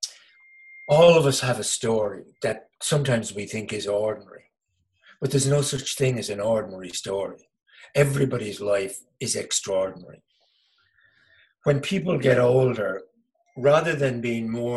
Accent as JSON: {"language": "English", "town": "Dublin", "region": "Leinster", "country": "Ireland", "tie": "born or raised there", "said": "I come into the world in Dublin"}